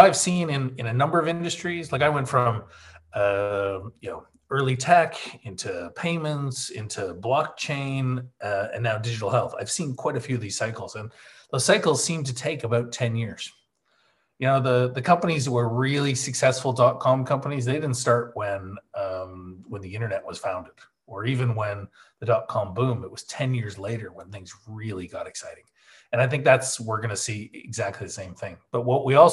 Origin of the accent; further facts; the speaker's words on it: Calgary, Alberta, Canada; moved away as an adult; now in Isle of Man; we moved the company from Canada, Calgary, my hometown, to the Isle of Man back in 2003. And I've been here ever since.